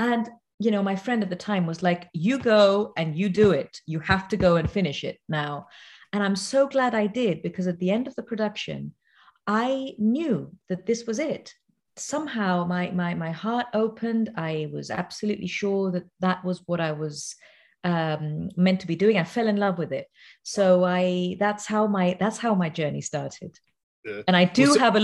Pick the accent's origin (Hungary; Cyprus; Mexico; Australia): Cyprus; now in London, United Kingdom; I'm from Cyprus originally